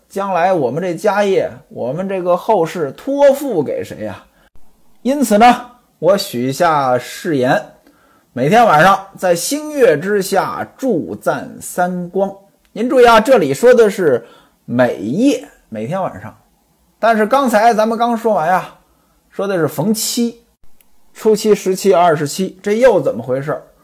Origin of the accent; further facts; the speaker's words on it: Hebei, China; 在我们老家河北啊